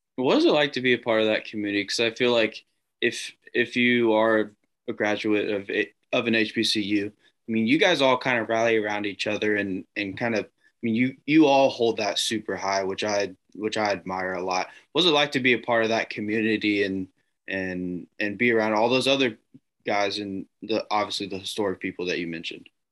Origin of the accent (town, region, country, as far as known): Indianapolis, Indiana, United States; born or raised there